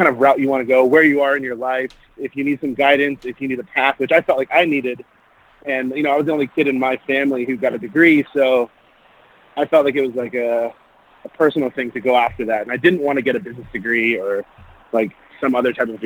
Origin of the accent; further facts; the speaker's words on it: Los Angeles, California, United States; Born and bred in Los Angeles, California